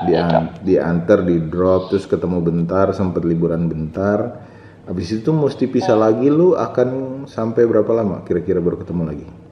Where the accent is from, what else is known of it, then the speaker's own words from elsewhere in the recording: Kao, North Maluku, Indonesia; also born or lived in Tobelo; now in Jakarta, Indonesia; orang Halmahera orang Maluku Utara tepatnya di Halmahera Utara di Kao dulu gue lahirnya di Kao tapi sekarang nyokap bokap gue tinggal di kota yang namanya Tobelo